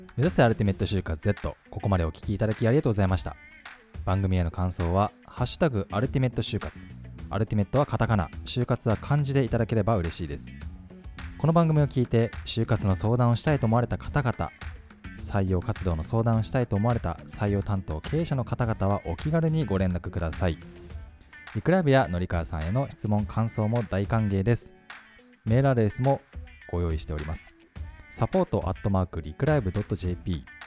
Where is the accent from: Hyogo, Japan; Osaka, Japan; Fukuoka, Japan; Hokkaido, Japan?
Hokkaido, Japan; 北海道ずっといるんで